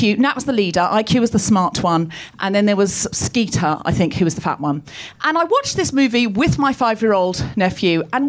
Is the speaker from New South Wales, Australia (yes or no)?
no; Gold Coast, Queensland, Australia; I grew up on the Gold Coast. I know I don't sound especially Australian, but I read a lot of Enid Blyton as a child, and I picked up the accent from the books.